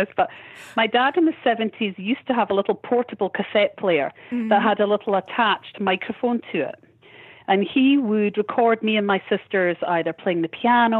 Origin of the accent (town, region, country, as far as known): Edinburgh, Scotland, United Kingdom; born or raised there